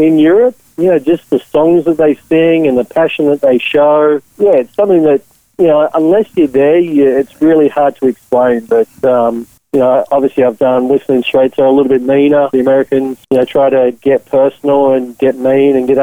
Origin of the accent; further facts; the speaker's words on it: Australia; I was born in Australia